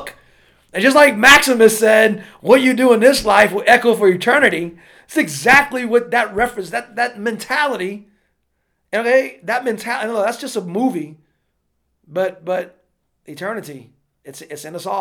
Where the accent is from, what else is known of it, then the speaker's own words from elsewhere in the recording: Louisiana, United States; moved away; I was living in Louisiana back then, my home country.